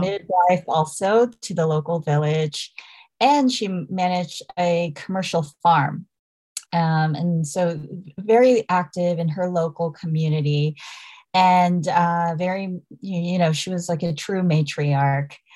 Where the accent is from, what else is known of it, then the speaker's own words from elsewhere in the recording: Dallas, Texas, United States; I'm Korean American. I was born and raised in Dallas, Texas